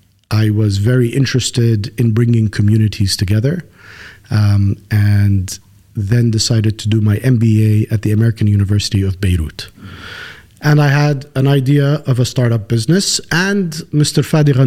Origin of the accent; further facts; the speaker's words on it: Kuwait; born there; From a very early age, I was born in Kuwait.